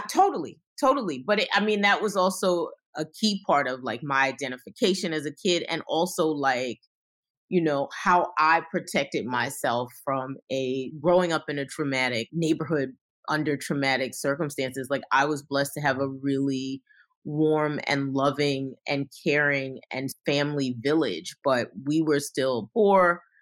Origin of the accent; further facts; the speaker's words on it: New York City, New York, United States; I came from Brooklyn